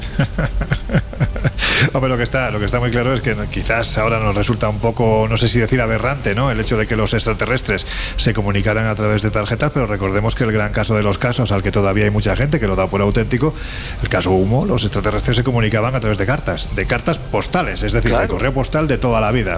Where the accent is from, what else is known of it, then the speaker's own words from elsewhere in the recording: Andalusia, Spain; soy un andaluz sin ninguna gracia